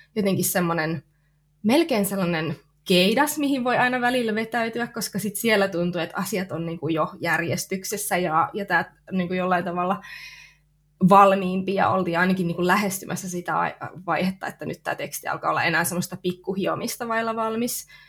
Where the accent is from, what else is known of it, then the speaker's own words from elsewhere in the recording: near Lappeenranta, South Karelia, Finland; mä oon tota, kotoisin tuolta Etelä-Karjalasta. Lappeenrannan kupeessa on asunut semmoisissa pikkupaikoissa lapsuuden ja nuoruuden